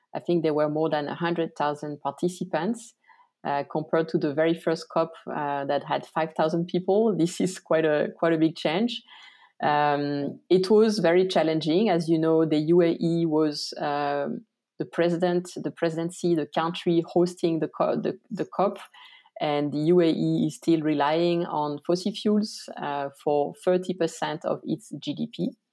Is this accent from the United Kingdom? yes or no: no; France; moved away as an adult; also born or lived in Tajikistan / Santiago, Chile; I was actually born in France. Uh, I grew up in the countryside